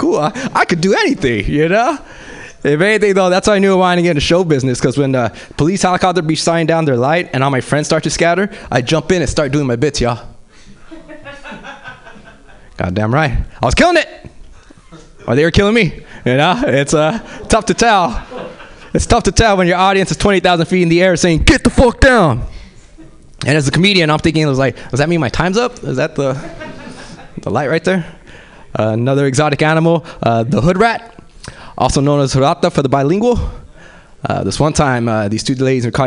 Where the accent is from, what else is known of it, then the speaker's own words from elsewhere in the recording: Los Angeles, California, United States; I grew up in South Central